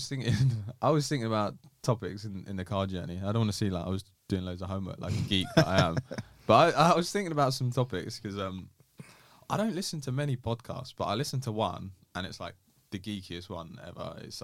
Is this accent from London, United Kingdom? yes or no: no; Essex, East of England, United Kingdom; It was quite good, to be fair.